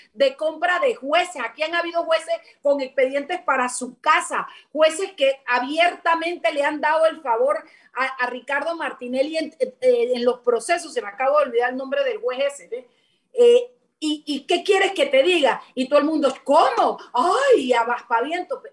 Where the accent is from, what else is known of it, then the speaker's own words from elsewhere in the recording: Panama; como panameña